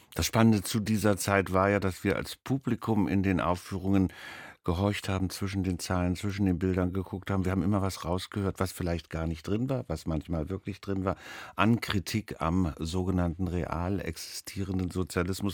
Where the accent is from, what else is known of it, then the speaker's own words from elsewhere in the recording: Berlin, Germany; also born or lived in West Germany; Ich bin zwar auch im Westen geboren, aber dann im Osten aufgewachsen und in Berlin, in Ostberlin natürlich ins Theater gedremmelt